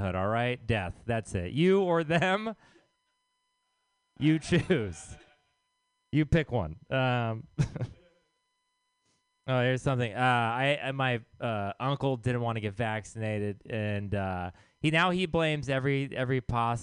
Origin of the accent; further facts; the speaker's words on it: Texas, United States; now in San Francisco, United States; I am from Texas.